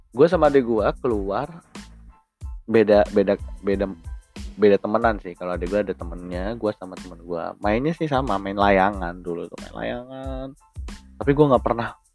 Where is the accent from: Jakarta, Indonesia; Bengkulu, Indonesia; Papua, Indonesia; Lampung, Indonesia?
Lampung, Indonesia; Bandar Lampung; Gua lahir dari kecil di Bandar Lampung